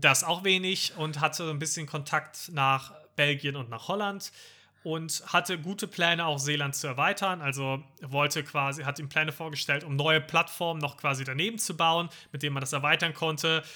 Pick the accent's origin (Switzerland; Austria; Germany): Germany; als Deutscher